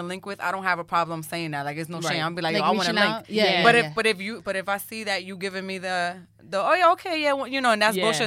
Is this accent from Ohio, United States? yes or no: no; New York City, New York, United States; being a New Yorker your entire life